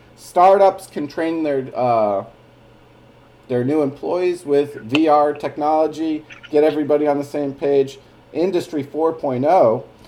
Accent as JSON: {"language": "English", "region": "New Jersey", "country": "United States", "also_born_or_lived": "Los Angeles", "moved": "as an adult", "lives_now": "Austin, United States", "said": "I live in Austin, Texas now, not New Jersey anymore."}